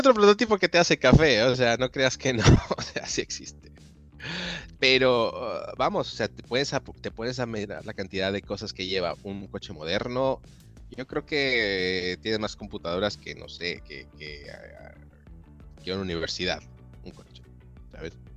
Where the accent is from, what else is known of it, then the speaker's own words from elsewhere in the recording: Mexico; moved away as an adult; also born or lived in Italy; now in Germany; yo soy originario de México